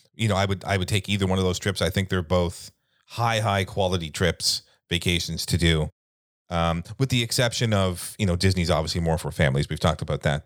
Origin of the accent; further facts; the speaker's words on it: Canada; we're Canadian